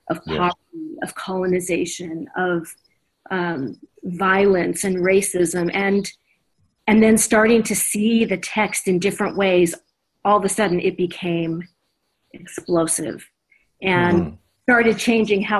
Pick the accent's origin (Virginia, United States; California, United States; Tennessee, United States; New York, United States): California, United States; Orange County; I grew up in Orange County, California